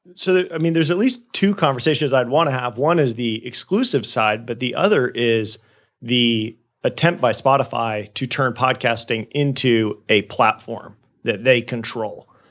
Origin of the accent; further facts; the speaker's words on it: Jacksonville, Florida, United States; also born or lived in Georgia / Haiti; my hometown of Jacksonville, Florida